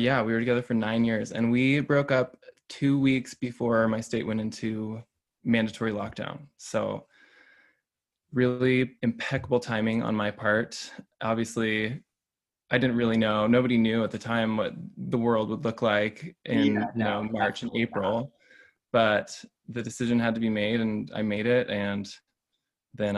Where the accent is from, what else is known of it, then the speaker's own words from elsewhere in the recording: Boise, Idaho, United States; I am from Boise, Idaho